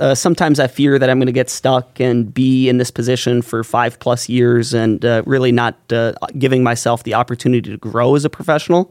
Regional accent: Valley City, North Dakota, United States; moved away as an adult; now in Grand Forks, United States; grew up in Valley City, came to Grand Forks a lot.

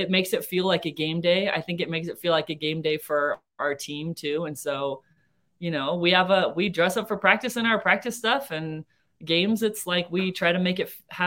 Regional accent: California, United States; now in Cedar City, United States; I'm from California, but I grew up on a cattle ranch

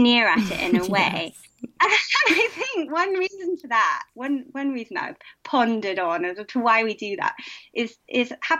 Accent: United Kingdom

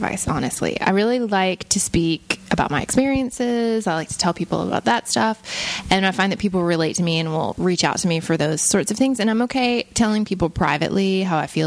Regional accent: the South, United States; also born or lived in Paris; I grew up religious in the South

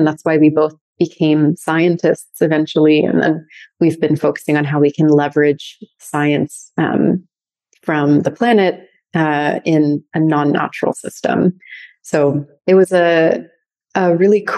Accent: San Francisco Bay Area, North Bay, California, United States; also born or lived in wine country (North Bay), California; We grew up in the San Francisco Bay Area in North Bay. So we were actually born in wine country, grew up there, always being really immersed in nature. And then we moved to Marin at a pretty young age

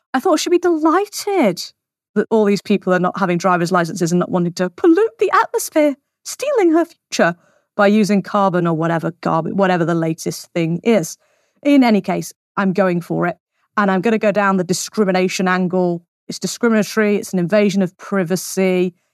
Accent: United Kingdom; we are British citizens

